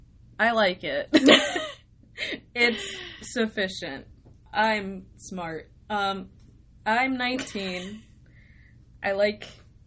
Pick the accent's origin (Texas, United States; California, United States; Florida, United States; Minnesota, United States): Florida, United States; Tampa; We're from Tampa